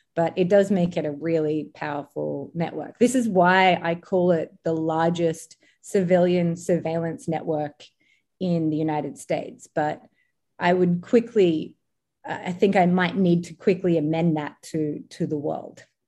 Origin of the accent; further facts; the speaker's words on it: Australia; moved away; in Australia, uh, my home country